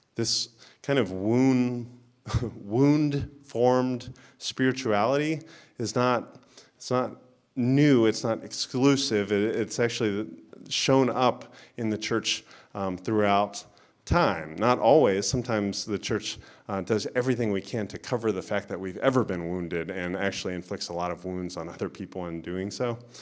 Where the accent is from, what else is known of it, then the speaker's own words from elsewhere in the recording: Florida, United States; where I grew up in Florida